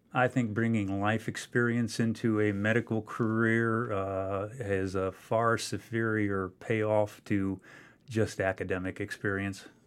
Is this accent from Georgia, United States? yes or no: no; Loudonville, Ohio, United States; my hometown where I grew up, uh, Loudonville, Ohio